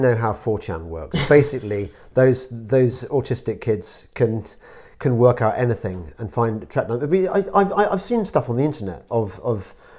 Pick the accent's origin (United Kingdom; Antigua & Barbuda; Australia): United Kingdom; England; I come from England